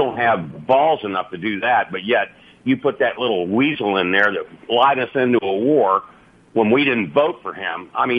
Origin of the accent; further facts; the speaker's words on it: United States; You know, I served my country. I'm an American Democrat, which I know these right-wingers don't understand.